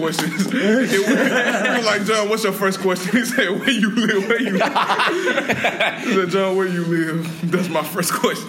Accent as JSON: {"language": "English", "town": "Memphis", "region": "Tennessee", "country": "United States", "said": "Foreign for me is because I'm from Memphis, so foreign for me is like Cordova."}